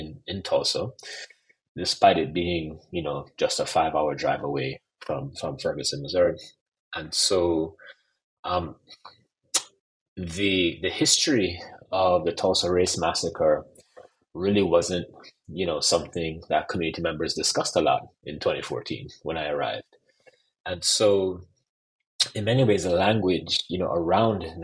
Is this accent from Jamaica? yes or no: yes; Jamaica; I'm also Jamaican